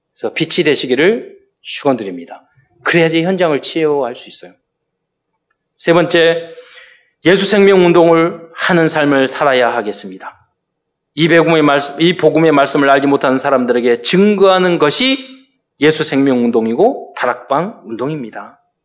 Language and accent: Korean; South Korea; 저는 대한민국 시민권을 가진 자로서